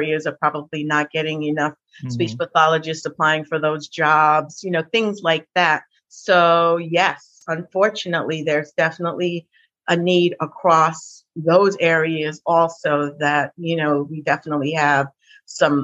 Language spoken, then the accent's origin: English; England, United Kingdom; now in New York City, United States; I'm from England